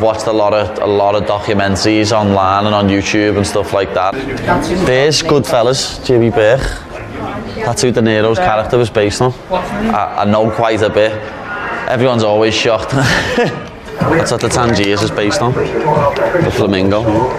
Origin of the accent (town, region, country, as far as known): Liverpool, North West England, United Kingdom